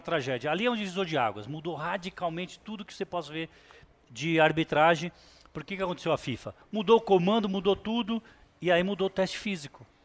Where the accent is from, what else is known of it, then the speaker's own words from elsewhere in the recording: São Paulo, Brazil; also born or lived in Urandi, Bahia; vim para São Paulo com um ano de idade